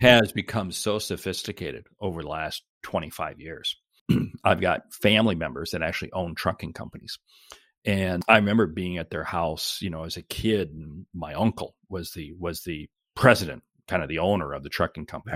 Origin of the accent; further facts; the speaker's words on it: Seattle, Washington, United States; I, I grew up in Seattle and, uh, went to school in Seattle, went to college in Seattle